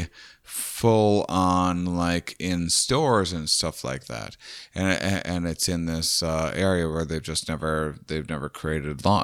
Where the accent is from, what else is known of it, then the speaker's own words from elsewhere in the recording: Midwest, United States; we're all from the Midwest